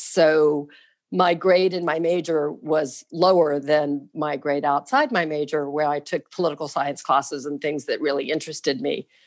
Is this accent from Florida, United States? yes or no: yes; Jacksonville, Florida, United States; I was born and raised here in Jacksonville